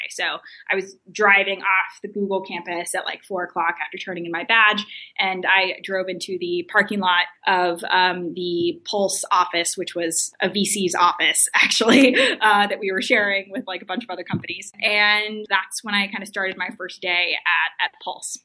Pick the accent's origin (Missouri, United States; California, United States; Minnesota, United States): California, United States; Glendale; moved away as an adult; also born or lived in Stanford; originally, I'm from uh, Glendale, which is kind of a suburb of Los Angeles. I grew up there pretty much all my life